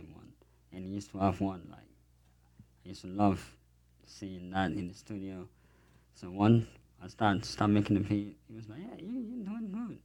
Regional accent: France; moved away as an adult; also born or lived in Africa; now in United States; I grew up in France

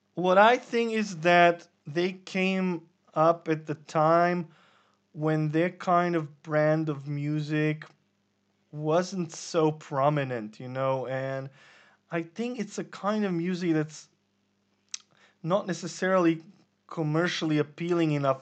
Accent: Serbia; we're from Serbia

